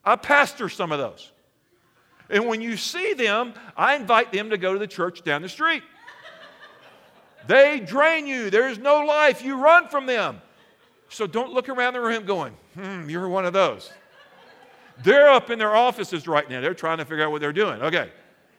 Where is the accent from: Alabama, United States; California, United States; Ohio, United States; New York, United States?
Alabama, United States; I'm from Alabama. It's cold.